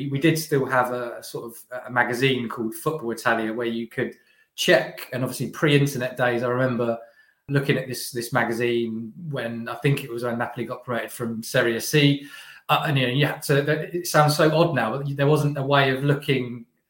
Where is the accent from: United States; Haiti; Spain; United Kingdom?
United Kingdom; England; So, growing up in England, Diego Maradona doesn't have the greatest of names in England